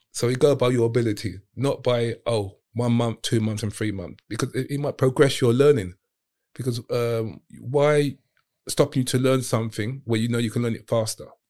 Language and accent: English; London, United Kingdom; also born or lived in Hong Kong; I'm from Southeast